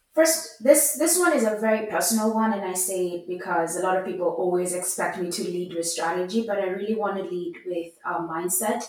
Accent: Nairobi, Kenya; I grew up in Nairobi, Kenya

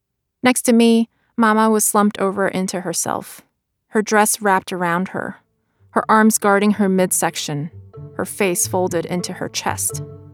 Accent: Brooklyn, New York, United States; English is a second language; I wrote my book because I learned English on library books, and I spent much of my childhood in the company of books and their characters. But in none of my beloved books were there people like me, living the life that my parents and I lived in Brooklyn.

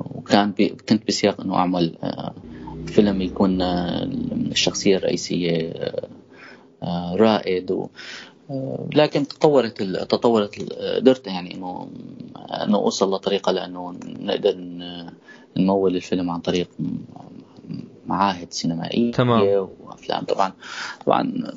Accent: countryside between Idlib and Aleppo, Idlib Governorate, Syria; انا ولدت بالريف مشترك بين ادلب وحلب

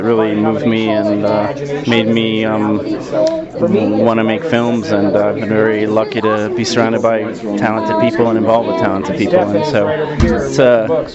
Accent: Washington, District of Columbia, United States; also born or lived in Nova Scotia, Canada / Baltimore; now in Los Angeles, United States; I grew up in Washington, D.C. and Nova Scotia, actually, for a period of time.

